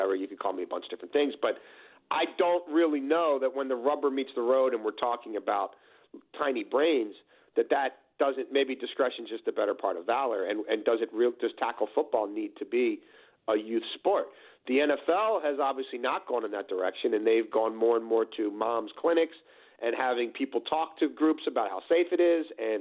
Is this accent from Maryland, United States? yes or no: yes; Baltimore, Maryland, United States; Where I grew up in Baltimore City